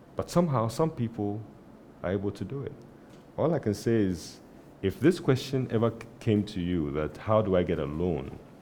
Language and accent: English; Tema, Greater Accra, Ghana; I grew up in Tema